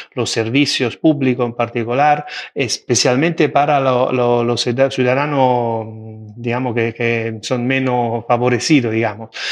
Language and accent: Spanish; Italy; Spanish is a second language; now in Spain; como soy italiano